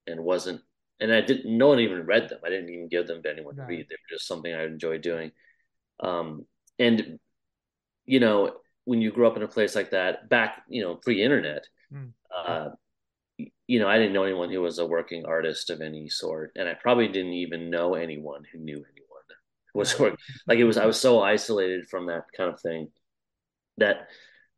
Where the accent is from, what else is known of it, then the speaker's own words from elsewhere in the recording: Midwest, United States; I grew up in the States, in the middle of the middle, so just really farmland. Small town